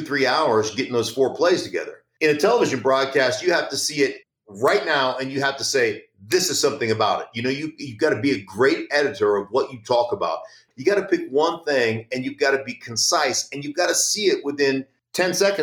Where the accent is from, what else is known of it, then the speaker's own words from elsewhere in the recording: Anchorage, Alaska, United States; moved away; also born or lived in Idaho; growing up in Alaska